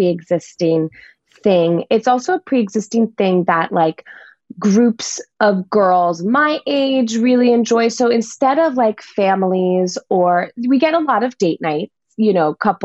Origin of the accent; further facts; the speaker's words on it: Los Angeles, California, United States; I'm originally from Los Angeles